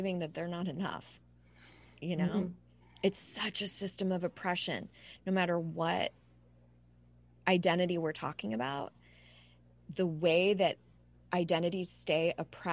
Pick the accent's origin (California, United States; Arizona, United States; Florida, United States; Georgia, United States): California, United States; Southern; now in Charlotte, United States; I was born and raised in Southern California, but I now live in Charlotte, North